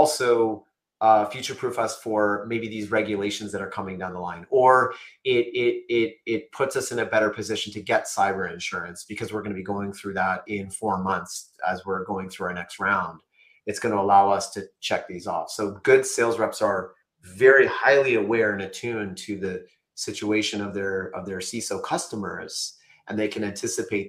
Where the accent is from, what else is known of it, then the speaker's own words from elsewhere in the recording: Canada; I'm Canadian